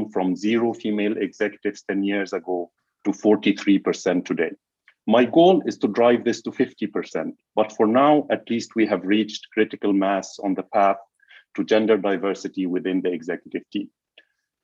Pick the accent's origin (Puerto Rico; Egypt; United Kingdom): Egypt; Growing up in Egypt